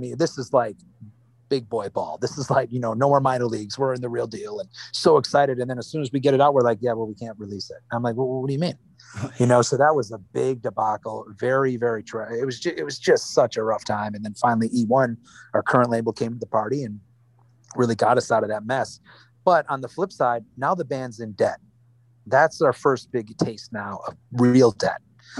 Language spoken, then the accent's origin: English; Wisconsin, United States; You know, look, we grew up in Wisconsin. Wisconsin, how mad can we be, man?